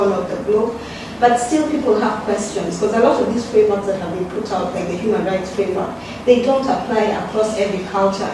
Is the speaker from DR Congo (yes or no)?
no; South Sudan; now in Rome, Italy; I'm from South Sudan